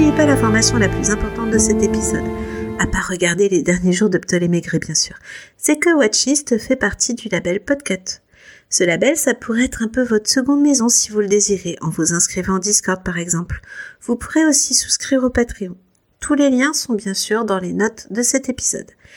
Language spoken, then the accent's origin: French; France; on est français